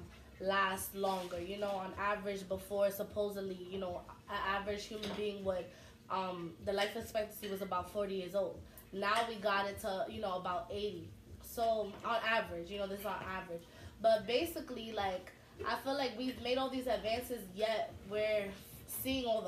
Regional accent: New York City, New York, United States; I'm born and raised in Harlem, all my life.

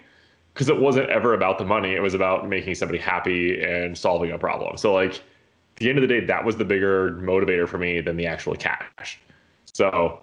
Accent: Colorado, United States; I grew up in Colorado in like the mountains, like 9,000 feet elevation, tiny little town.

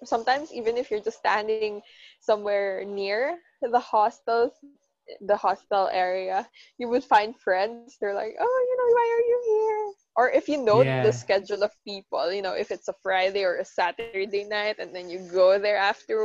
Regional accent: Philippines; the Filipinos

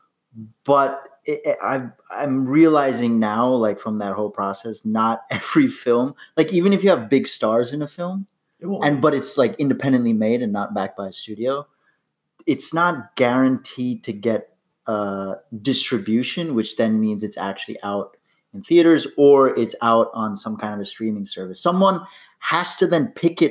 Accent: New York, United States; moved away as an adult; now in Los Angeles, United States; I'm an actor from New York, went to college with this guy. Currently living

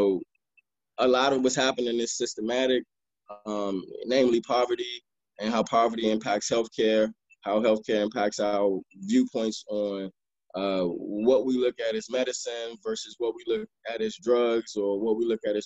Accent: Maryland, United States; also born or lived in Washington, D.C.; then moved to Maryland, spent most of my time in Maryland

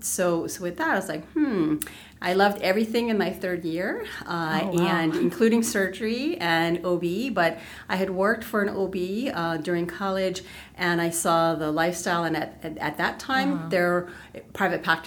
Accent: Wahiawa, Hawaii, United States; I grew up in Waihewa, which is in the central Oahu.

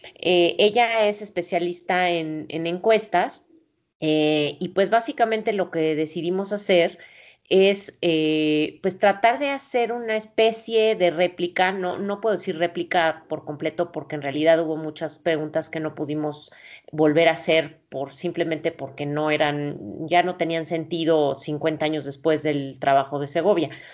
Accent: Mexico; nací en el México pues autoritario

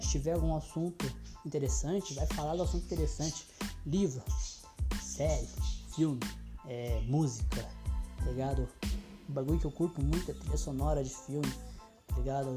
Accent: Pinhais, Paraná, Brazil; also born or lived in Quatro Barras; Então eu saí de Pinhais, fui morar em Quatro Barras e fiquei um ano em Quatro Barras

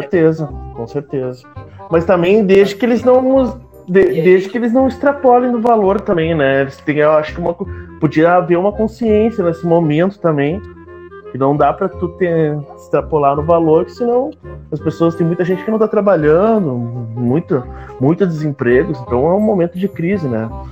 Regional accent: Canoas, Rio Grande do Sul, Brazil; sou torcedor do Grêmio, natural de Canoas

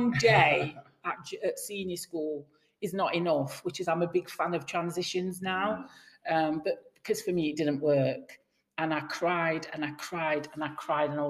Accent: Nottingham, East Midlands, United Kingdom; Nottingham born and raised all my life. Never lived anywhere else.

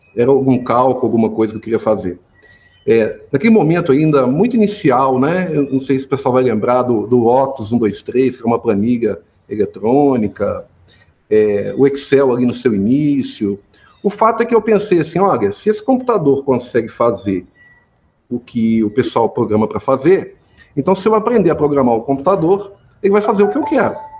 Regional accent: Formiga, Minas Gerais, Brazil; also born or lived in Belo Horizonte; eu nasci aqui em Formiga, fui criado né, aqui na cidade.

